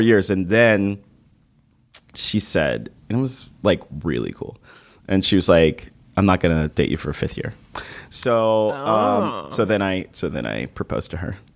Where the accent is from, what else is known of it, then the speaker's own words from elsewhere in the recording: Dallas, Texas, United States; moved away; being from Texas, big personality